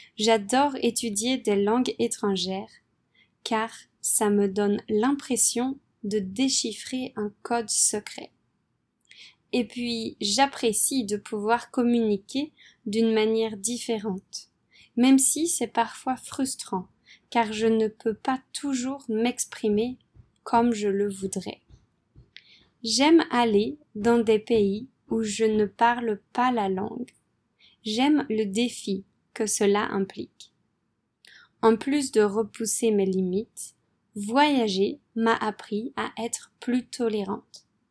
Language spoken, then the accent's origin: French; France; moved away as an adult; also born or lived in Poland / Vietnam / Philippines; je suis française